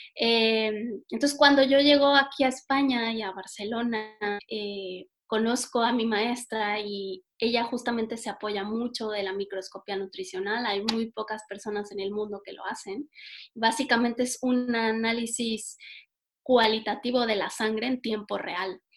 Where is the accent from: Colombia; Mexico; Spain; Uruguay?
Mexico; como buena mexicana